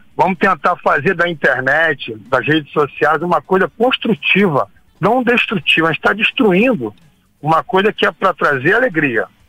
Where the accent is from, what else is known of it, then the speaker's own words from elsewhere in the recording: Brazil; A gente é brasileiro